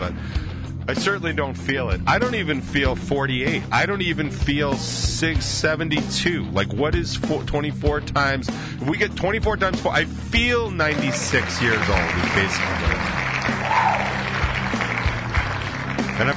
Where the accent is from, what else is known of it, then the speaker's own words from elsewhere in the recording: United States; I'm in America. I'm American as fuck